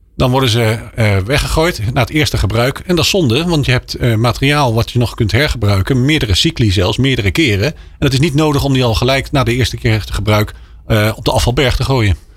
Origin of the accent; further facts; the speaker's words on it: Netherlands; als Nederlanders